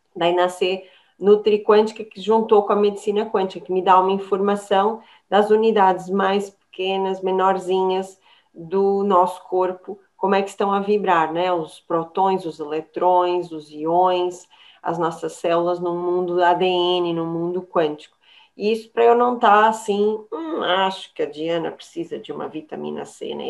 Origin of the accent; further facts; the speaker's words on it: São Paulo, Brazil; now in Portugal; eu venho de São Paulo, é uma, uma terra muito do churrasco